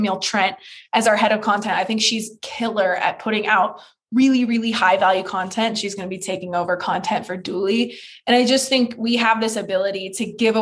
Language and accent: English; Petaluma, California, United States; my hometown, Petaluma, California